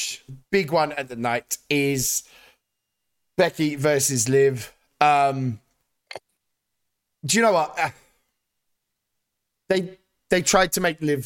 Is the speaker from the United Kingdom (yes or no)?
yes; United Kingdom; as a Brit